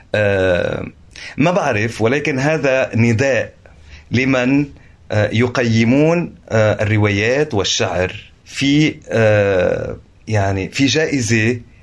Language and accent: Arabic; Lebanon; انا لبناني